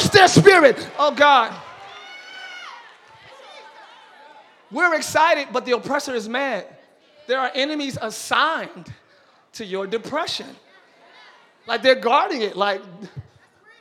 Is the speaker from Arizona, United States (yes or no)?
no; Camden, New Jersey, United States; I'm from Camden.